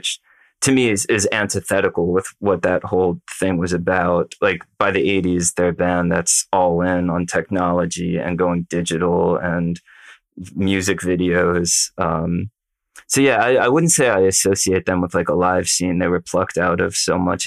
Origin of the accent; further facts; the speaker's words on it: United States; as an American listener born decades later